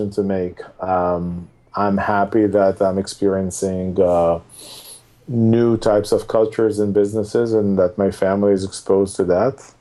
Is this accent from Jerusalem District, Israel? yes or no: no; Tel Aviv, Tel Aviv District, Israel; moved away as an adult; now in San Francisco Bay Area, United States; I'm originally from Israel. I've spent most of my days in Tel Aviv